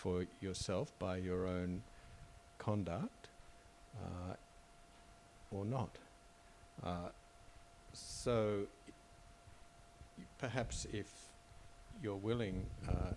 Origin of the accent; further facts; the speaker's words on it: Australia; I'm an Australian citizen